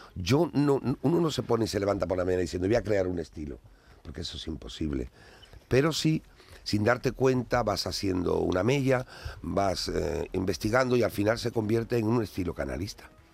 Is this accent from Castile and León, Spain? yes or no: no; Andalusia, Spain; en mi tierra algo cambia porque nuestra tierra está muy viva